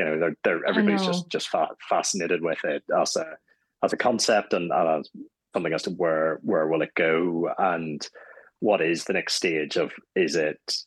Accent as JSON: {"language": "English", "town": "Strangford", "region": "Northern Ireland", "country": "United Kingdom", "moved": "yes", "said": "I'm actually going back home to Strangford, County Down"}